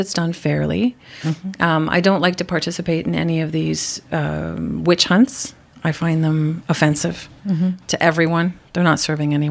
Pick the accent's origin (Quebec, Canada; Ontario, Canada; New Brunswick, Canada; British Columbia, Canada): Quebec, Canada; Montreal